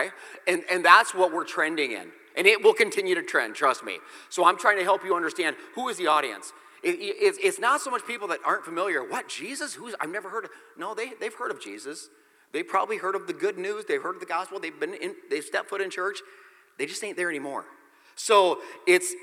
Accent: Nebraska, United States; I grew up in the Midwest. There's campgrounds everywhere. In the great state of Nebraska

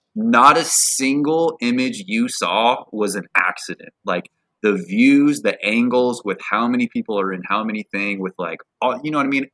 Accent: Portland, Oregon, United States; I'm from, born and raised in Portland, Oregon

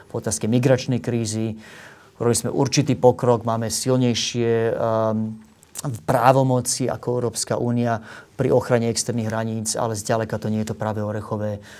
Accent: Slovakia; ako Slovák

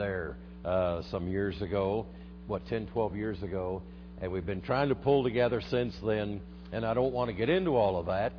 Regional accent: Denver, Colorado, United States; I'm from Denver

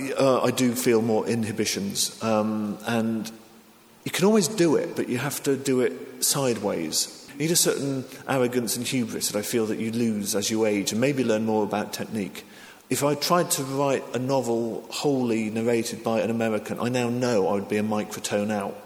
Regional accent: England, United Kingdom; also born or lived in Japan; I'm English

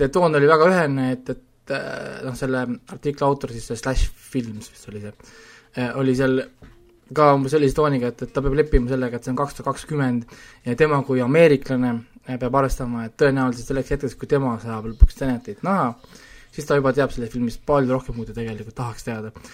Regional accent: Estonia; me oleme kasvanud üles ju Eestis

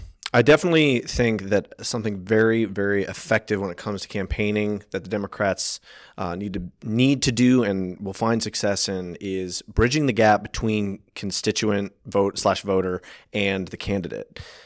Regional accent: Maryland, United States; I was born and raised in Frederick County. I was born at FMH. Went to Brunswick High School, went to Hood College. So my entire education has been within Frederick County.

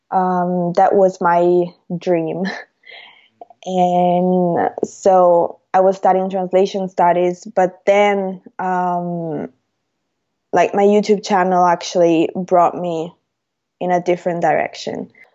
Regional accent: Rome, Lazio, Italy; I'm Italian. I'm from Rome

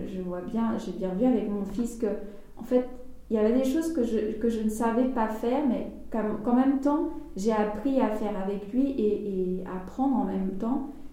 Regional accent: Guadeloupe; on est guadeloupéen

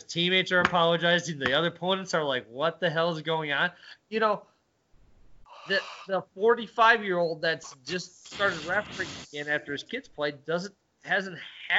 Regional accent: Midwest, United States; Where we had that growing up in the Midwest.

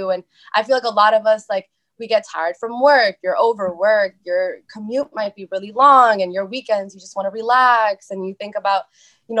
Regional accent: Boston, Massachusetts, United States; I was born and raised in East Boston. So I'm a Boston girl, I'm a city girl

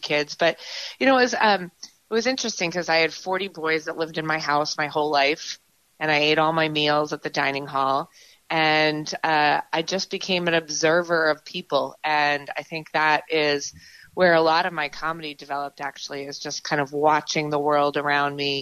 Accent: Marion, Massachusetts, United States; growing up in Marion, it's a great, great way to grow up

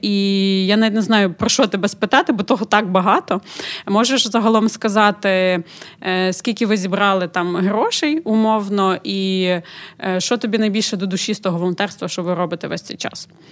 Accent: Ukraine; Ми з України

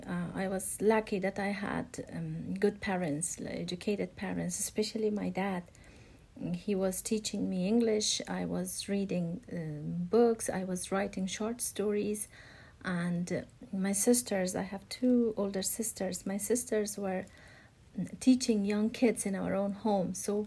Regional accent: Afghanistan; Well, growing up in Afghanistan is like nothing else in the world, especially as a woman. My life under the Taliban was a disaster.

